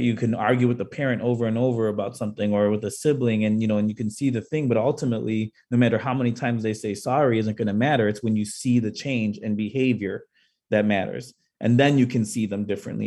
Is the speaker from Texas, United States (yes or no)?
no; Chicago, Illinois, United States; I um, am born and raised in Chicago, and I grew up on the South Side